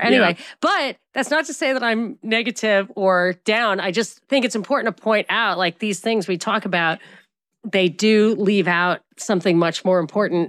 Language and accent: English; United States; I'm American